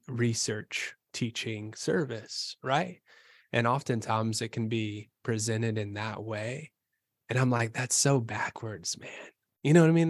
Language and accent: English; Bowling Green, Kentucky, United States; moved away as an adult; I'm from Bowling Green, Kentucky